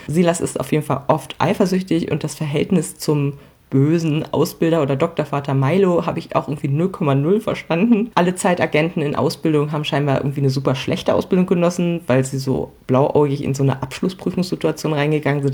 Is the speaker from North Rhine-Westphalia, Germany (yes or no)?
no; Hamelin, Lower Saxony, Germany; als gebürtige Hamelnerin